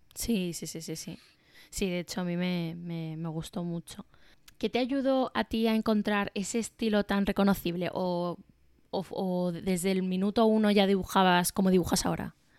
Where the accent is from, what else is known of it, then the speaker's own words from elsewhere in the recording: Málaga, Andalusia, Spain; now in Madrid, Spain; yo soy de Málaga